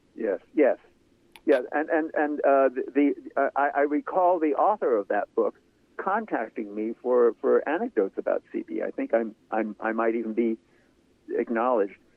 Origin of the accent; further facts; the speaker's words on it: Central California, United States; growing up in Central California, in a small farm co- country